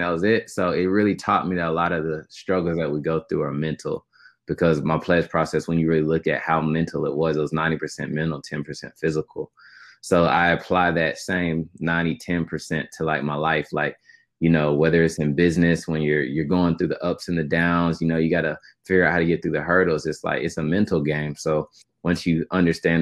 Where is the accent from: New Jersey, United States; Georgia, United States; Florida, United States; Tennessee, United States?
Tennessee, United States; Knoxville; Knoxville, Tennessee was great growing up